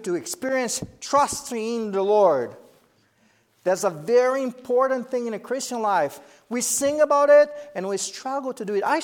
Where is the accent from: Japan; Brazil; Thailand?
Brazil; English is a second language; moved away as an adult; also born or lived in United States; Sherry and I knew we had to go back to Brazil